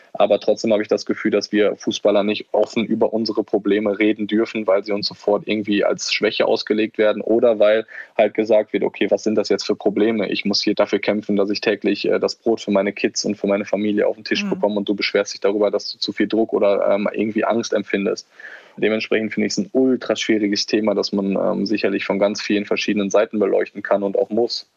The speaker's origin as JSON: {"language": "German", "country": "Germany", "tie": "born or raised there", "also_born_or_lived": "Netherlands", "moved": "as an adult", "said": "ich bin in Deutschland aufgewachsen, hier sind meine Wurzeln."}